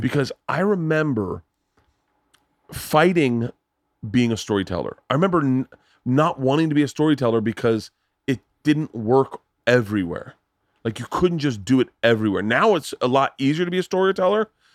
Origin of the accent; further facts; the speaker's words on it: Tampa, Florida, United States; moved away; I grew up in Florida in the seventies, eighties.